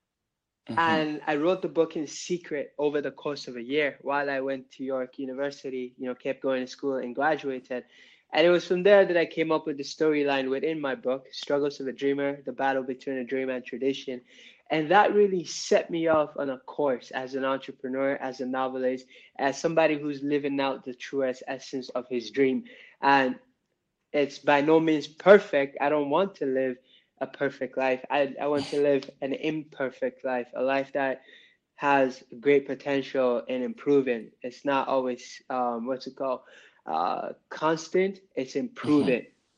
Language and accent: English; Nigeria; moved away; So my family and I, we emigrated from Nigeria in 2001, you know, with my mom, my dad, and my siblings.